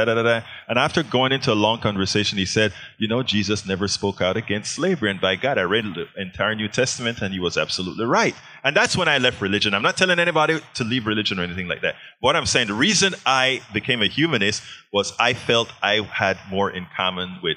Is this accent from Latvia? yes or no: no; Panama; also born or lived in Texas, United States; now in United States; I'm from Panama, so I was a Catholic.